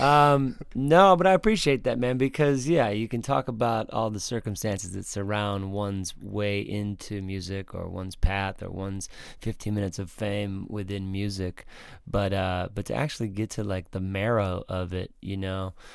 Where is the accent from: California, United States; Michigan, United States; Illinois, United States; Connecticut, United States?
Michigan, United States; Waterford; also born or lived in Pontiac, Michigan / Clarkston, Michigan; I was born in Pontiac, uh, and I lived just outside of that in a town called Waterford, but, but I went I was fortunately in, uh, Clarkston School District